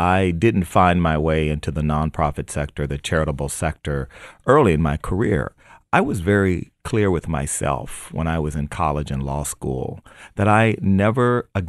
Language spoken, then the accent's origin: English; United States; born there; I was born in America, and that meant that I was born in a country where even a poor African-American kid could have dreams